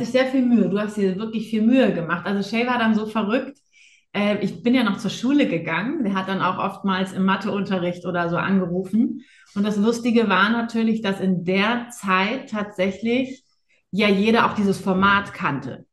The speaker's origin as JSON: {"language": "German", "town": "Buchholz in der Nordheide", "region": "Lower Saxony", "country": "Germany", "tie": "born or raised there", "said": "ich bin ja in Buchholz in der Nordheide äh, groß geworden"}